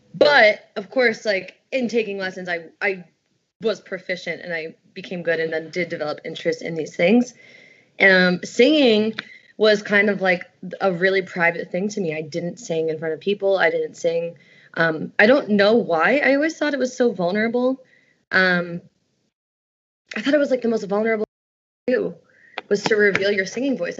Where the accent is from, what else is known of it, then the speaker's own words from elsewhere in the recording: Stamford, Connecticut, United States; I grew up in Stamford, Connecticut